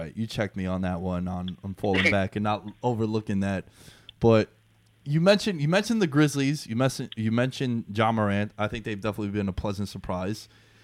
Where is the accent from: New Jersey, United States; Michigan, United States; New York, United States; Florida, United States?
New Jersey, United States; Like, I grew up with them in Jersey.